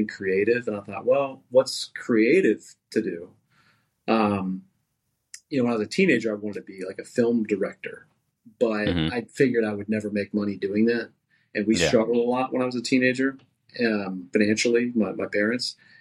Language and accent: English; Dallas-Fort Worth Metroplex, Texas, United States; also born or lived in San Marcos, Texas; I grew up in the Dallas-Fort Worth Metroplex